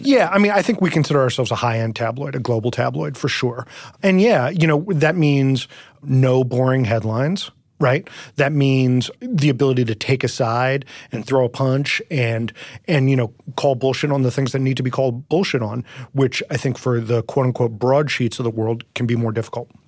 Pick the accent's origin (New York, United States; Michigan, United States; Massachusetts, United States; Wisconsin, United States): New York, United States; I grew up in New York, and so I grew up reading, you know, the Daily News and the, and the New York Post